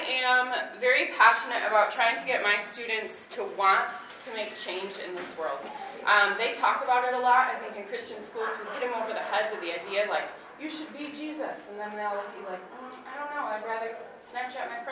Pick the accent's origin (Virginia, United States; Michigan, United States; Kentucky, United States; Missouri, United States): Michigan, United States; Grandville; I grew up in Granville, Michigan, and I graduated from the high school that I'm now teaching